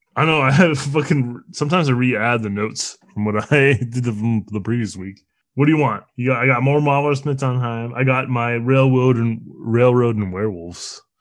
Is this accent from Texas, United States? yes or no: no; Bay Area, California, United States; I grew up in the Bay Area.